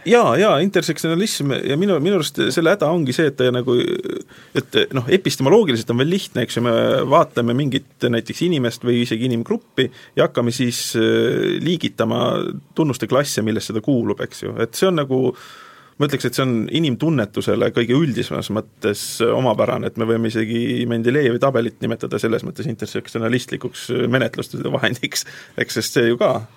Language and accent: Estonian; Tartu, Tartu County, Estonia; ma olen tartlane